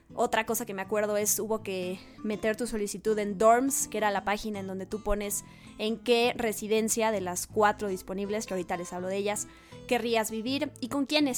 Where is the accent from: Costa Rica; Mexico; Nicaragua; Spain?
Mexico; moved away as an adult; me regresan a México.